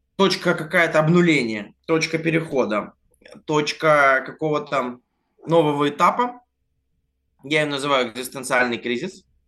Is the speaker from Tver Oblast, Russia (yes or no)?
no; Vladivostok, Primorsky Krai, Russia; moved away as an adult; also born or lived in Altai; now in Moscow, Russia; так-то я живу в Москве, но большую жизнь я прожил в Владивостоке